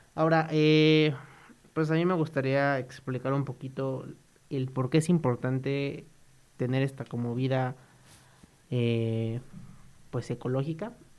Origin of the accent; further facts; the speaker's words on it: Mexico; nuestro bonito México